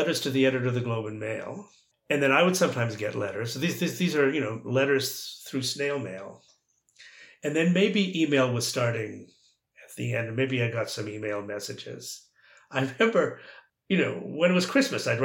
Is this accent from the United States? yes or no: no; Toronto, Ontario, Canada; moved away as an adult; also born or lived in Calgary / Oxford; I was from Toronto